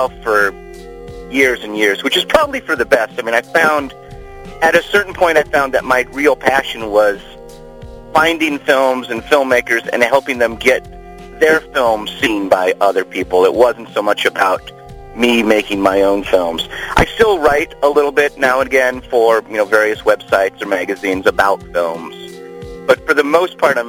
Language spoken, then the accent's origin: English; Sioux Falls, South Dakota, United States; moved away as an adult; also born or lived in Minneapolis / San Francisco; now in Los Angeles, United States; behind the popcorn stand of the Hollywood Theater in Sioux Falls, South Dakota. I got my first job there when I was about, actually, I was 14